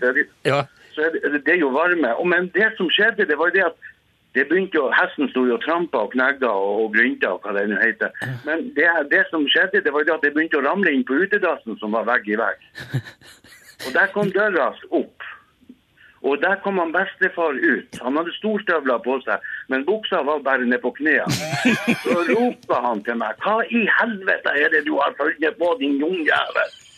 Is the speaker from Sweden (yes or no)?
no; Northern Norway, Norway; accent: Northern Norwegian; som du hører, så er jeg nordlending